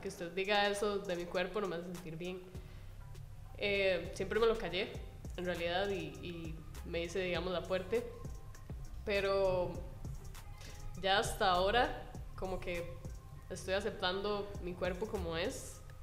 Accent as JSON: {"language": "Spanish", "region": "Heredia", "country": "Costa Rica", "tie": "born or raised there", "said": "yo soy vecina de Heredia, de Heredia Centro, y estuve en una escuela de Heredia que se llama Rafael Moya Murillo"}